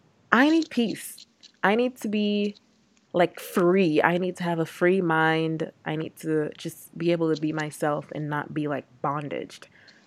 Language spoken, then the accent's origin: English; Dominica; now in DMV, United States; Guys, so Unique and I are from the islands. Unique's from Jamaica. I'm from Dominica. And we're very much, like, engulfed in our culture. So, our accent may or may not come out.